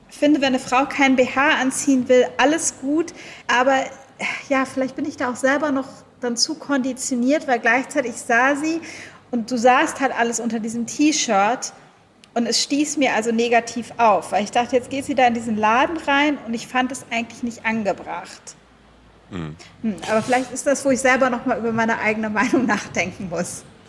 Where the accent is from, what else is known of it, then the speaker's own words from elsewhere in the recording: Germany; moved away; als Deutsche